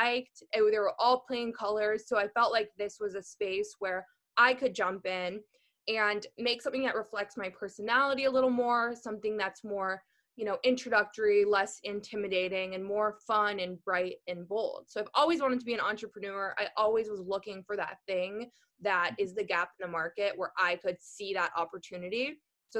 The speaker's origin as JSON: {"language": "English", "region": "Minnesota", "country": "United States", "tie": "born or raised there", "also_born_or_lived": "East Texas", "moved": "yes", "said": "I grew up in Minnesota"}